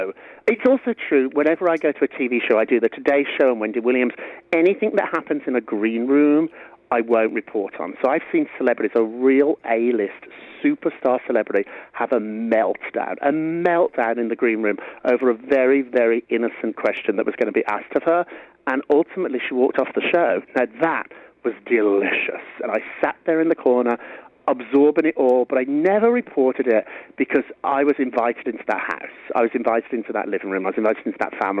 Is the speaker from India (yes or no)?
no; United Kingdom; moved away as an adult; now in New York, United States; Being a Briton in New York and America